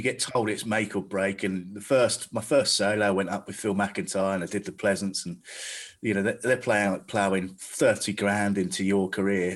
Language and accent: English; Staines, South East England, United Kingdom; I'm from Staines